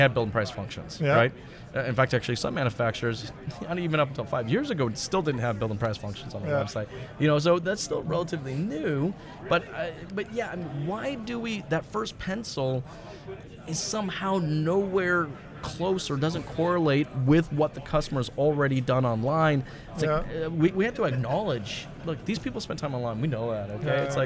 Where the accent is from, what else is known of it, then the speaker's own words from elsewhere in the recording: United States; now in Canada; Okay, so I'm originally from the States.